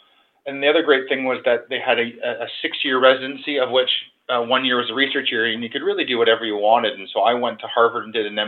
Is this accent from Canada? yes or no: yes; London, Ontario, Canada; I was born in London, Ontario, and come from a medical family.